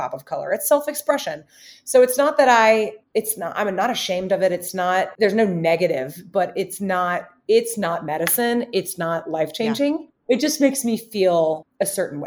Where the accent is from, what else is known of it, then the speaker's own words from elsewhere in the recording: Alabama, United States; also born or lived in Princeton; now in Chicago, United States; I'm from Alabama